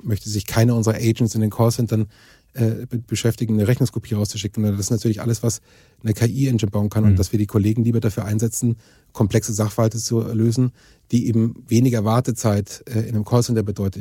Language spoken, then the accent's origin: German; Germany; als Europäer und speziell uns als Deutsche